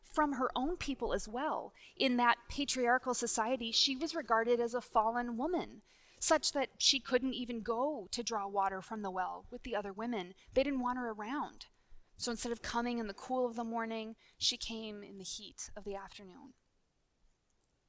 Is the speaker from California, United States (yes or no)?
no; Minnesota, United States; we're from the same state